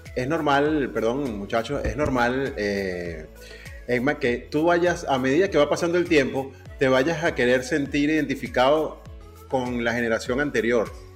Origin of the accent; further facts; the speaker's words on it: Venezuela; now in Panama; y vivo en Panamá y soy venezolano